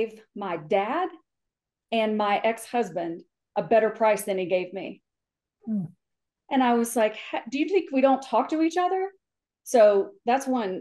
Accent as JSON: {"language": "English", "area": "the South", "region": "Southern United States", "country": "United States", "accent": "Southern", "moved": "yes", "said": "if I've been home recently and my Southern accent comes out"}